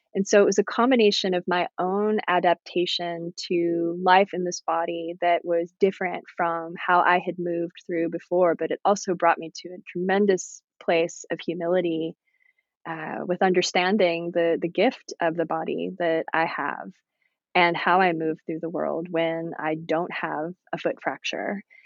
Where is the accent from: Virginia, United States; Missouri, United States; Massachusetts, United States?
Virginia, United States; growing up in Virginia out in nature